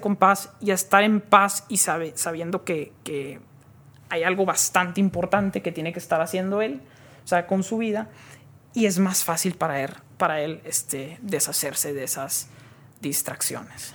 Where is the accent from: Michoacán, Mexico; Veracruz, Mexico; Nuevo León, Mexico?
Nuevo León, Mexico; Monterrey; moved away as an adult; also born or lived in Silicon Valley; Nací aquí, en, aquí en Monterrey, aquí crecí, aquí estuve hasta los 19 años